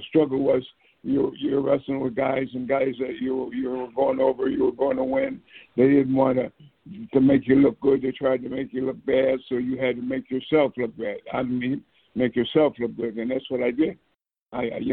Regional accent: Nova Scotia, Canada; moved away; also born or lived in Toronto; growing up in Nova Scotia, Canada, moved up to Toronto

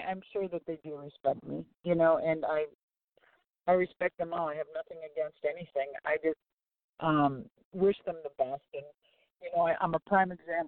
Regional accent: Minneapolis, Minnesota, United States; I was from Minneapolis

